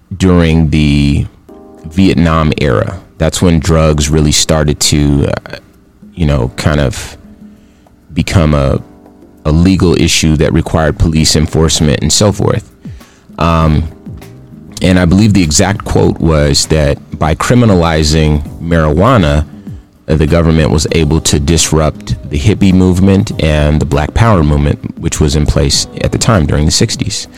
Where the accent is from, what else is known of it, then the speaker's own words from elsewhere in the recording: Compton, California, United States; now in Phoenix, United States; Phoenix is my home, but I was born in Compton, California